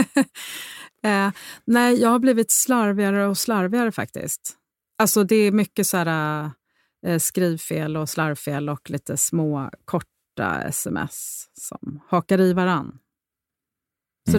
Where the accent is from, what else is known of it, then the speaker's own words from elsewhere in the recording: Rome, Lazio, Italy; moved away as an adult; jag är uppvuxen i Rom delvis